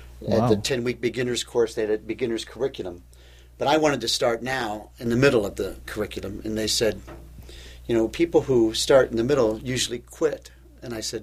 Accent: Louisville, Kentucky, United States; moved away as an adult; now in Cleveland, United States; I came to Cleveland from Louisville, Kentucky, where I was born, to go to college

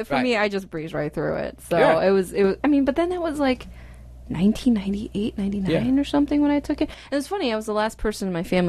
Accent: Shanghai, China; now in United States; I was born in Shanghai.

